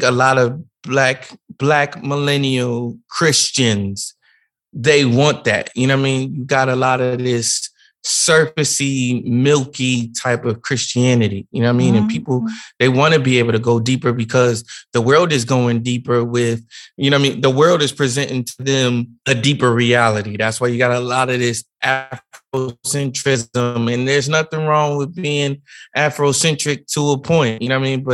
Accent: New Jersey, United States; I come from a very small, a very small town. So it's not like mega preachers come to our church all the time or anything like that. But we were at a different church. I'm from Jersey

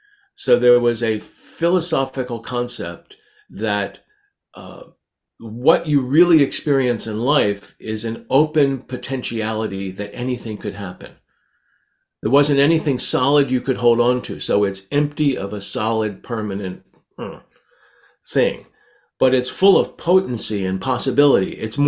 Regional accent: Canada; I'm so Canadian, I now say Z.

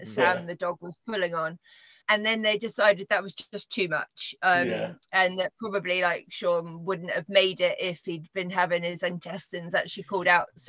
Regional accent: United Kingdom; for me being a Brit

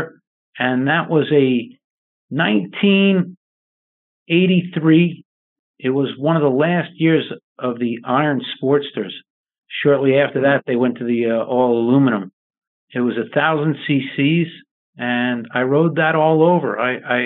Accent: New York, United States; I grew up in New York

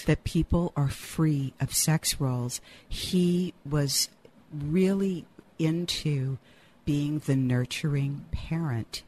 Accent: Louisiana, United States; now in San Francisco, United States; And I am Cajun. I grew up in a little hick town in Louisiana

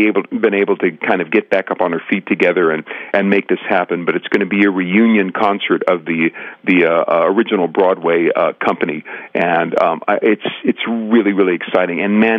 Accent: Central Luzon, Philippines; I was raised in the Methodist Church, actually, but I was raised overseas. My father worked for the Navy, so we had on the base in Subic Bay in the Philippines, we had a Catholic church and we had a Protestant church.

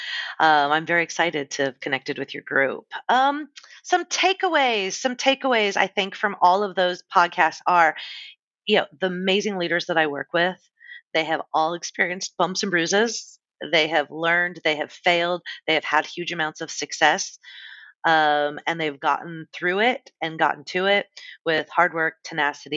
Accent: San Diego, California, United States; also born or lived in Los Angeles; I was working in my hometown of San Diego

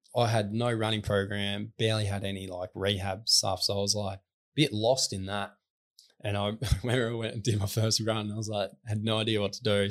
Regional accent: Newdegate, Western Australia, Australia; I grew up in Newtygate, which is forty-five minutes from Lake Grace

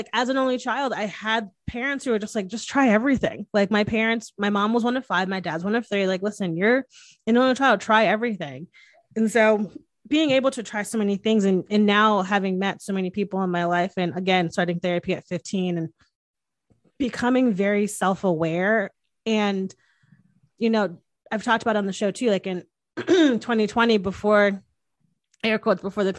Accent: Northeast, United States; Oh yeah, I swear I can say. I'm from the Northeast. I swear I can freaking say.

